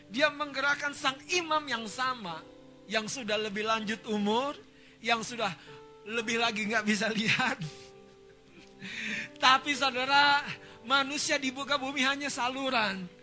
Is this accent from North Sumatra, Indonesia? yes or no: yes; North Sumatra, Indonesia; Kita orang Batak ya, buta galung.